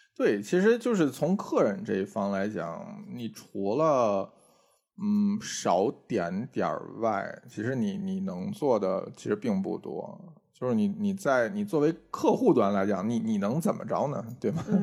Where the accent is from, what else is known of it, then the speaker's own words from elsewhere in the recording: Tianjin, China; moved away; 我有的时候周末会回天津